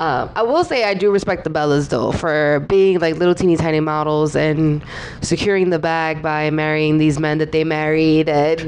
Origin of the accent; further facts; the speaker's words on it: New York City, New York, United States; I'm from the Bronx.